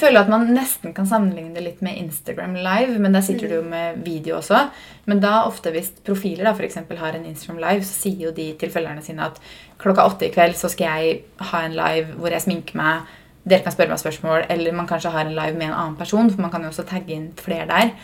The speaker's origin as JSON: {"language": "Norwegian", "town": "Fredrikstad", "region": "Østfold", "country": "Norway", "moved": "yes", "said": "Vi har ikke vært hjemme i Fredrikstad siden nyttårsaften."}